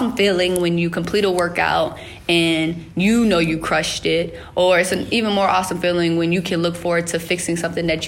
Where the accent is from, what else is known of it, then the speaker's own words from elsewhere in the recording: Richmond, Virginia, United States; moved away as an adult; also born or lived in Greenbrier County, West Virginia; I have two hometowns. I was born in Greenbrier County, West Virginia, and then moved to Richmond, Virginia